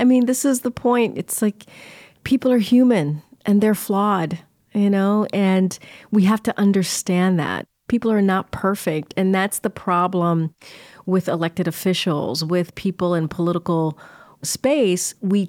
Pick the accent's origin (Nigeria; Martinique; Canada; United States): Martinique; born there; Both my parents were born in Haiti. I was born in Martinique.